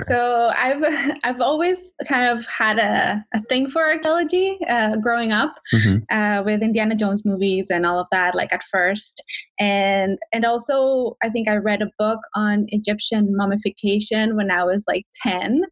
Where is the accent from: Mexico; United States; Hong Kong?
Mexico; moved away as an adult; also born or lived in Ontario, Canada; now in Vancouver, Canada; I am originally from Mexico